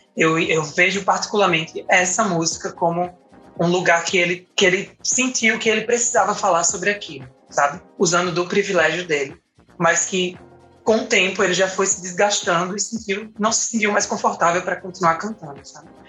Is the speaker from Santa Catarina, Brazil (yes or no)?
no; Paraíba, Brazil; now in Recife, Brazil; sou paraibana, mas moro em Recife